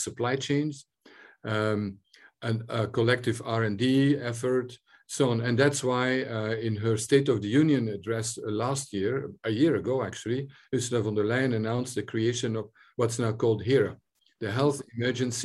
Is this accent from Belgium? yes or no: yes; Belgium; now in Ireland; I'm originally from Belgium